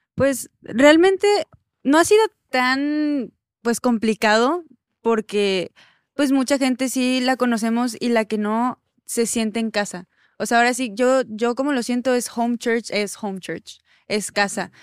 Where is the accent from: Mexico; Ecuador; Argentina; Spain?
Mexico; Mexico City; moved away as an adult; now in Laredo, United States; Yo soy de la Ciudad de México, nacida y pues casi casi toda mi vida ya en CDMX y ya me, trajeron para acá.